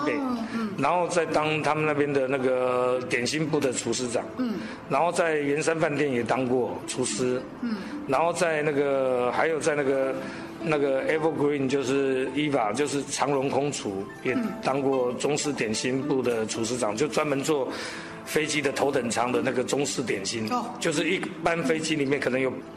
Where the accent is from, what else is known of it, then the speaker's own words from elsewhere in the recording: Taipei, Taiwan; 然后就在台北嘛，台北的小孩子，然后从小就在台北长大